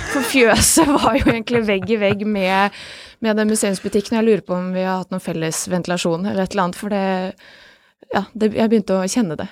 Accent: Bosnia & Herzegovina; now in Norway; mitt hjemland Bosnia.

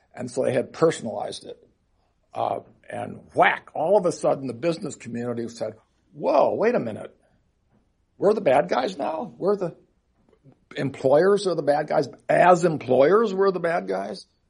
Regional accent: Seattle, Washington, United States; in my hometown of Seattle

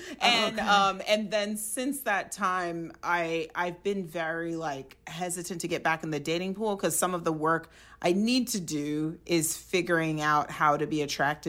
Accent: Nigeria; but like I'm Nigerian and like all my relatives are like one day soon

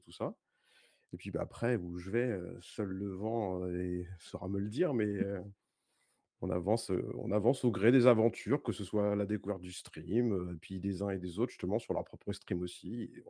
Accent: Paris region, Île-de-France, France; je suis de région parisienne

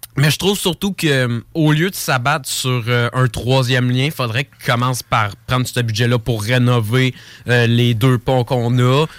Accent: Lévis, Quebec, Canada; Oui, je suis ici depuis toute ma vie. Je suis né à Lévis

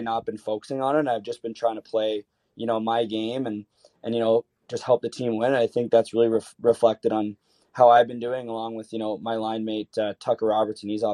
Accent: Canada; as a Canadian player

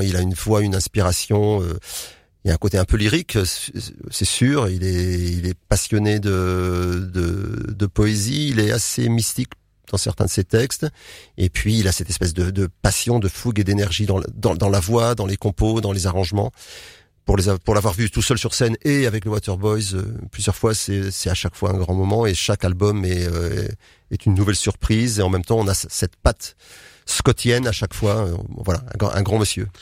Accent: Nantes, Pays de la Loire, France; moved away as an adult; now in Marcq-en-Barœul, France; Je suis nantais.

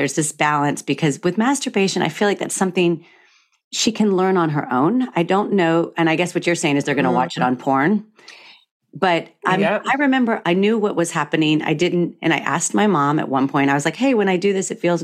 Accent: the South, United States; moved away; I come from the South

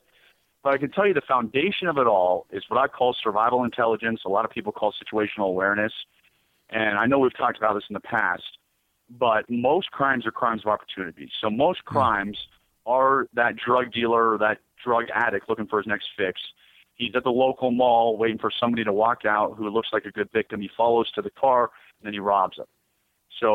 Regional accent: United States; I'm an American

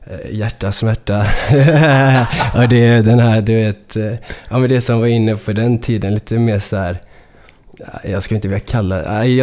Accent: Gothenburg, Västra Götaland, Sweden; jag då som är så från Göteborg, jag vet inte, jag låter som att jag är från Stockholm när jag rappar på det där sättet liksom.

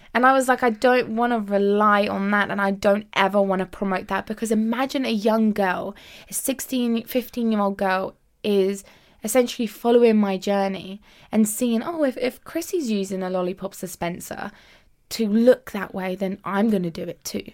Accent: United Kingdom; I actually, um, immigrated to the U K when I was five years old

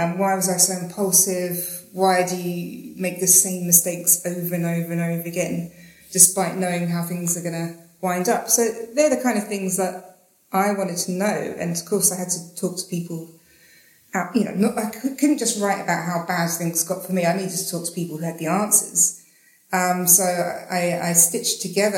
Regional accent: Slough, South East England, United Kingdom; now in Australia; I'm from England. I'm from Slough, but I live in Australia now

